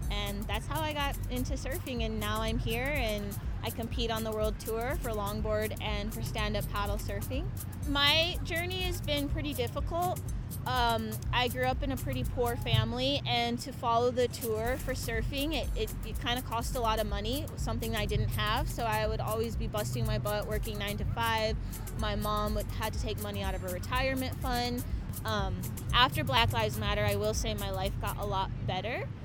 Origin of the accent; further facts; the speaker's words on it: Waikiki, Hawaii, United States; I'm from Waikiki, Hawaii.